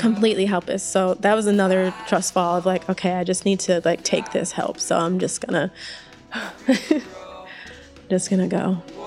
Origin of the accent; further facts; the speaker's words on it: Northeast Kingdom of Vermont, United States; also born or lived in Winooski, Vermont; I grew up in the Northeast Kingdom of Vermont